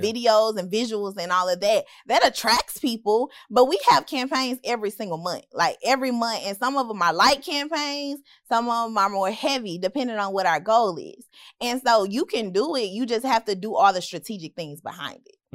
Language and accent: English; Memphis, Tennessee, United States; moved away as an adult; also born or lived in Hattiesburg, Mississippi; I'm from Memphis.